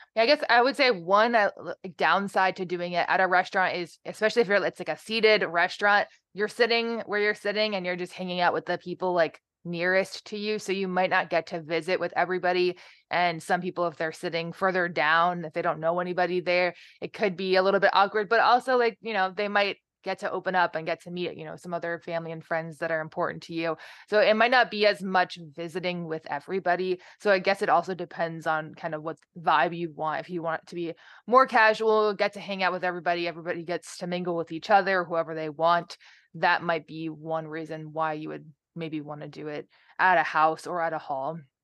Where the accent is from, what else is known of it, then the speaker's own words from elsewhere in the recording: New Jersey, United States; moved away as an adult; also born or lived in Ohio; I am originally from New Jersey